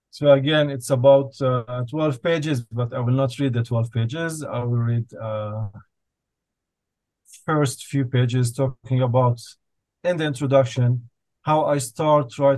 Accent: Jerusalem, Jerusalem District, Israel; Growing up in Jerusalem, I always had this inner feeling and desire to explore new places.

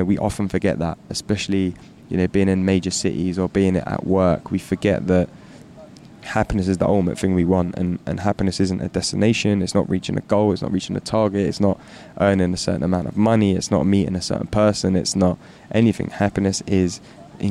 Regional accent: London, United Kingdom; growing up in London

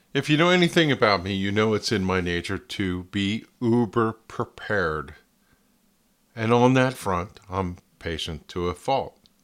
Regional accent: Flemington, New Jersey, United States; also born or lived in Ringoes, New Jersey; Growing up in my hometown of Flemington, New Jersey

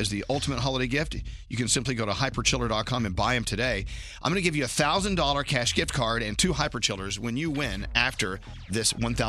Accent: Texas, United States; now in New York City, United States; Born and raised in Texas, or as I like to say, born and reared in Texas.

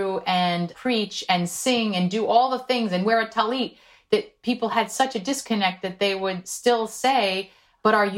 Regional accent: South Korea; first language Korean; English is a second language; now in United States; I was born in South Korea. Korean was my first language

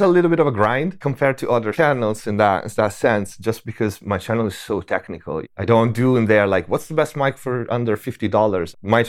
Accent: Tuscany, Italy; English is a second language; moved away; also born or lived in Germany / Paris; I was born in Italy. In Tuscany. Yeah. And I spent my early years there.

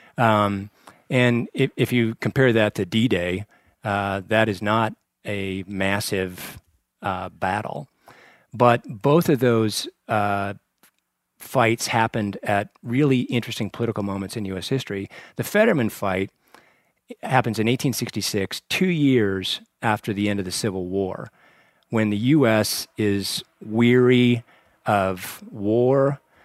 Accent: Torrington, Wyoming, United States; born or raised there; moved away as an adult; also born or lived in Lovell, Wyoming / Washington, D.C.

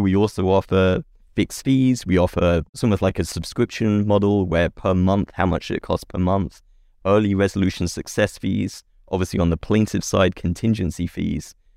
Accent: England, United Kingdom; accent: British; now in California, United States; I grew up in England

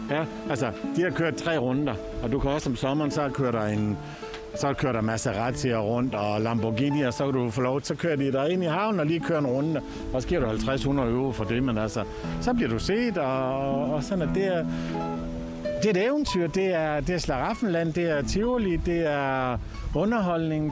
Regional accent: Aalborg, North Denmark Region, Denmark; moved away as an adult; now in Costa del Sol, Spain; jeg kommer selv fra Aalborg, eller nord for Aalborg, fra Voskov.

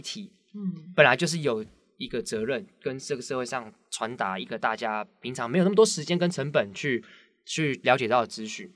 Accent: Taiwan; 我们台湾人

